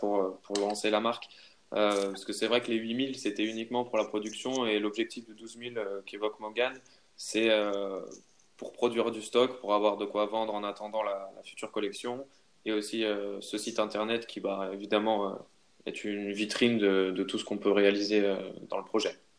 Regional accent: Haute-Savoie, Auvergne-Rhône-Alpes, France; je viens de, de Haute-Savoie

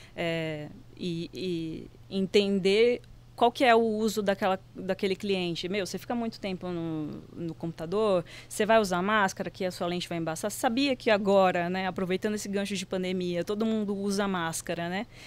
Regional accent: Recife, Pernambuco, Brazil; moved away; não sou daqui, sou de Recife

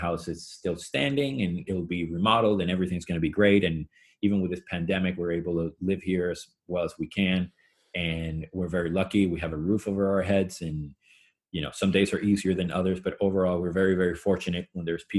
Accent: Venezuela; moved away; Where I grew up in Venezuela

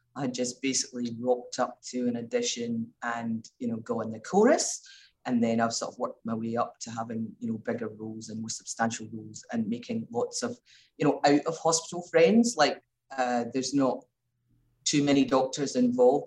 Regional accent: Glasgow, Scotland, United Kingdom; moved away as an adult; also born or lived in Melbourne, Australia; now in Mildura, Australia; So I came from Glasgow, which was a big city. I moved out to Australia.

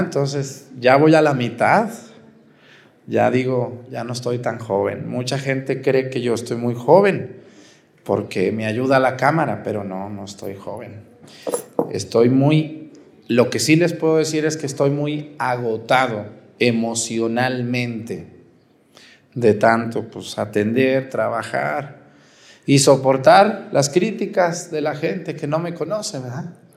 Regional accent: Mexticacán, Jalisco, Mexico; moved away as an adult; also born or lived in Aguascalientes; pueblo que me vio crecer, que me vio nacer, Mesticacán

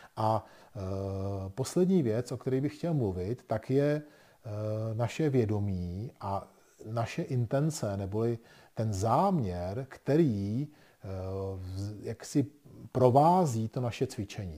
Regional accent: Bohemia, Czechia; my jsme se narodili v Čechách

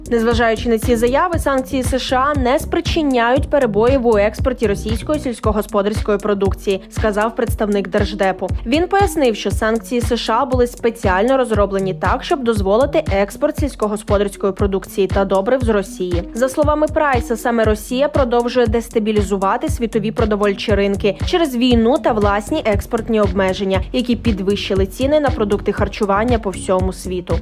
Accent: Ukraine; Ми з України.

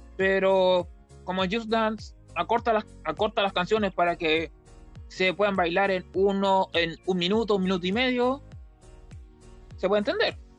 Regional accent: Talca, Maule, Chile; nació en mi ciudad natal, Talca

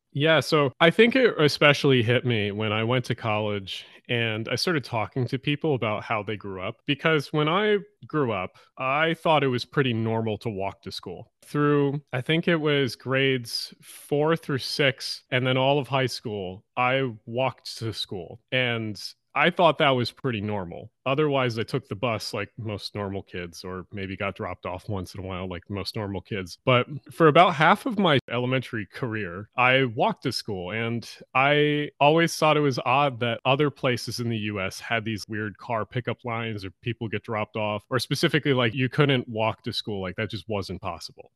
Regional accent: Glassboro, New Jersey, United States; also born or lived in Pitman, New Jersey; I grew up in two towns, one called Pittman and one called Glassboro, New Jersey

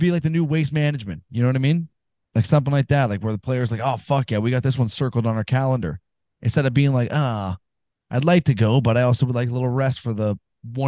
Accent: Canada; I'm from Canada

